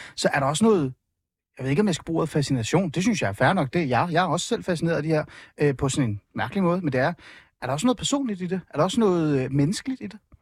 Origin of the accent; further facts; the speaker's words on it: Hornbæk, Capital Region of Denmark, Denmark; also born or lived in Iran; Jeg er vokset op i Nordsjælland, øh, øh, et sted, der hedder hornbæk olskov området primært Olskov